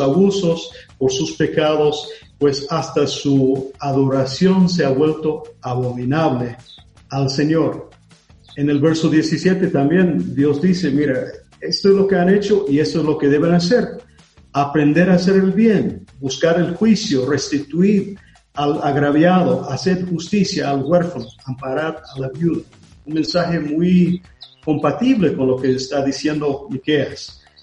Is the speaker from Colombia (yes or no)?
no; United States; Spanish is a second language; moved away; yo soy de Estados Unidos